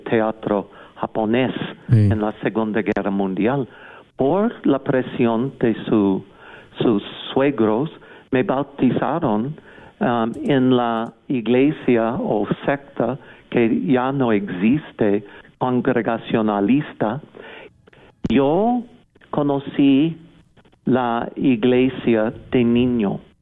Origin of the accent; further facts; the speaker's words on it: Seattle, Washington, United States; Spanish is a second language; moved away as an adult; also born or lived in Bend, Oregon; now in Mexico; Pues soy originario de Estados Unidos. Nací en Bend, Oregon, en 18 de marzo de 1944 y luego crecí más que nada en Seattle, Washington.